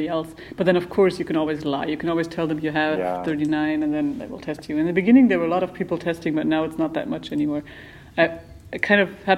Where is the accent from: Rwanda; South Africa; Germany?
Germany; northwestern Germany; also born or lived in Berlin; now in Hangzhou, China; Little village in northwestern Germany, my hometown